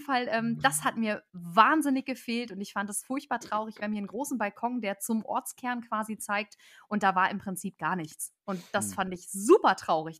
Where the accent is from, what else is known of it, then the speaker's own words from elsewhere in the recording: near Celle, Lower Saxony, Germany; Ich komme aus der Ecke von Celle, wunderschöne Fachwerkstatt, falls das jemand gehört hat. Falls nicht, Ecke Hannover.